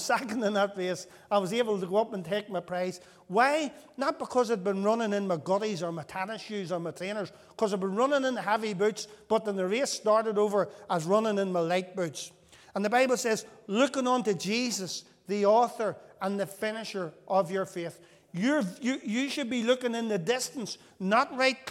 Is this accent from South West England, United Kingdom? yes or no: no; Northern Ireland, United Kingdom; whenever we were children growing up in Northern Ireland